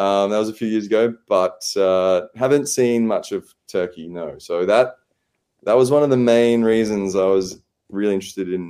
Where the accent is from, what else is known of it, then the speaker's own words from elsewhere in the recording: Australia; as an Australian